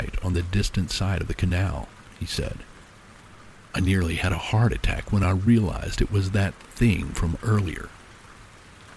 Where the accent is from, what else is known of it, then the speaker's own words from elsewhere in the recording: Texas, United States; my home state of Texas